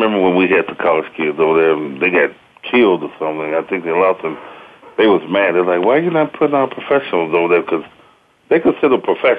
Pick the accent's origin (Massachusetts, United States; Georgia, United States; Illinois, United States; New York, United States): Illinois, United States; Chicago; Well, I'm from Chicago